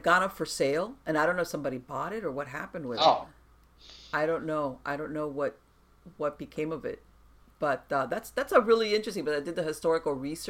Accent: Miami, Florida, United States; I was born and raised here in Miami.

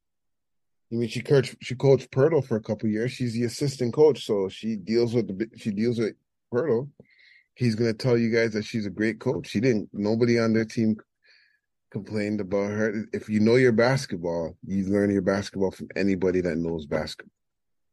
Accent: Toronto, Ontario, Canada; I'm from Toronto.

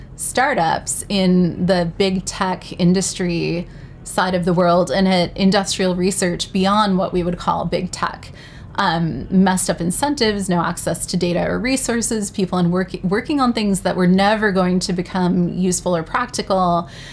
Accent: New York City, New York, United States; I'm proudly from New York City

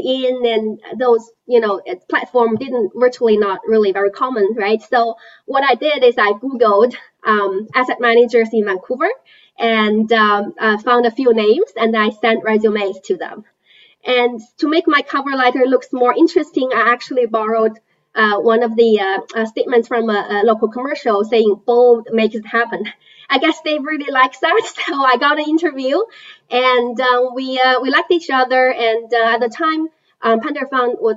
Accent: China; moved away; I was born and raised in China.

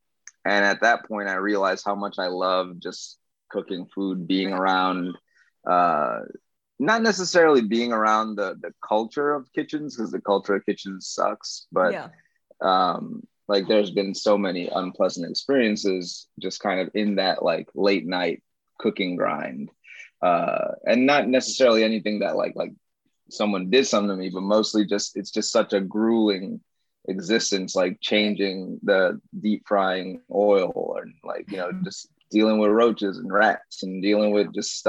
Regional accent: New Orleans, Louisiana, United States; I grew up in New Orleans and I ate a lot of good food. And I grew up in a Honduran household. You know, my parents are from Honduras

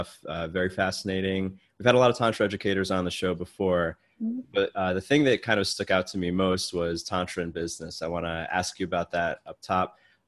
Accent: United States; I'm American

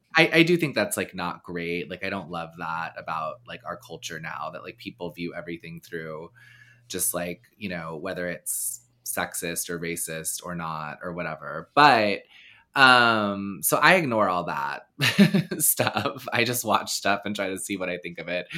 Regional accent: the South, Texas, United States; moved away; I grew up in the South

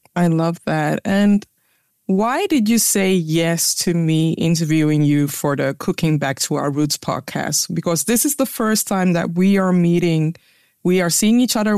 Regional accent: Ghana; now in Netherlands; a Ghanaian with a South African having a conversation about our roots

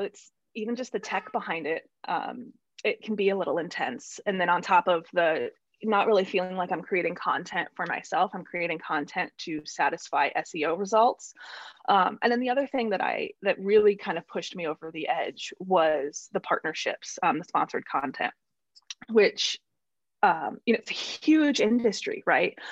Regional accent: central Illinois, United States; moved away as an adult; I grew up in Illinois, central Illinois, and was there until I was about 27.

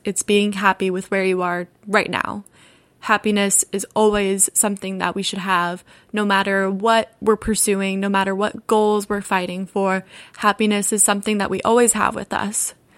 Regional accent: Altamonte Springs, Florida, United States; also born or lived in Orlando, Florida; now in Los Angeles, United States; I grew up in Orlando, Florida. More specifically, I grew up in Altamont Springs, Florida

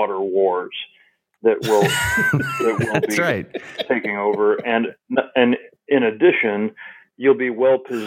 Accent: Illinois, United States; moved away; the most beautiful parts of Illinois in my home state

